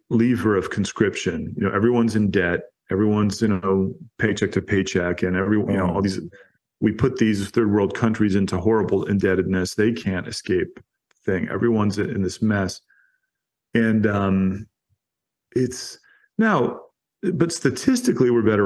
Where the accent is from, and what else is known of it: United States